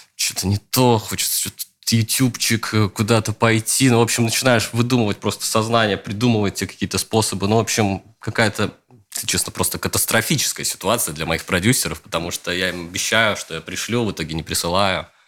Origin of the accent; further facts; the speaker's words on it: Luga, Leningrad Oblast, Russia; я из такого мрачноватого городка в Ленинградской области, из Луги